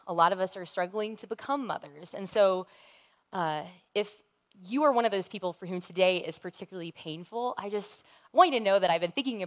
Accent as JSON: {"language": "English", "region": "the South", "country": "United States", "tie": "born or raised there", "said": "I grew up in the South"}